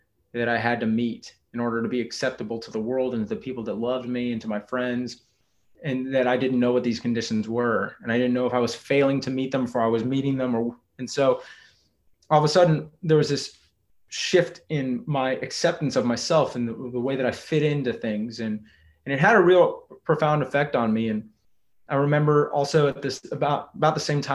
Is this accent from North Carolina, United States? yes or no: no; Texas, United States; I grew up in Texas, I'm a seventh generation Texan